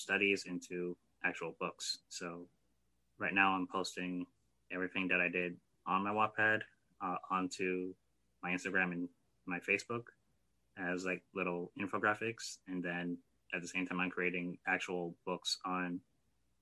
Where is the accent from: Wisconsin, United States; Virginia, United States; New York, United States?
New York, United States; New York City; now in Miami Gardens, United States; I'm originally from Brooklyn, New York, but reside in Miami Gardens, Florida